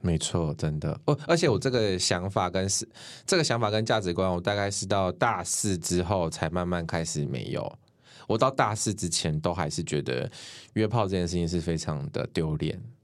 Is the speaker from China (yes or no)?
no; Taoyuan, Taiwan; also born or lived in Tainan; now in Taichung, Taiwan; 我是桃园人